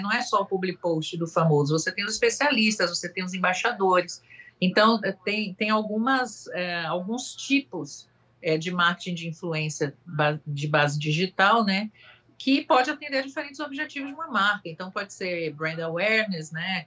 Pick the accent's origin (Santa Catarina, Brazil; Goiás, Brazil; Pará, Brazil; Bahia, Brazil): Bahia, Brazil; Salvador; moved away; also born or lived in France; eu sou de Salvador, né? Não só pelo meu sotaque